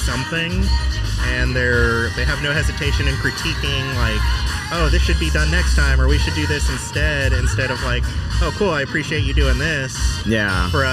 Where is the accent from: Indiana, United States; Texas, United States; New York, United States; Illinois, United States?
Texas, United States; Spring; also born or lived in California; now in Houston, United States; I grew up in Spring